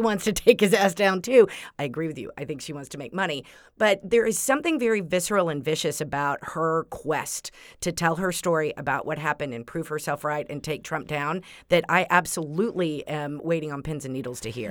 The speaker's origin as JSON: {"language": "English", "region": "Texas", "country": "United States", "said": "I'm from Texas"}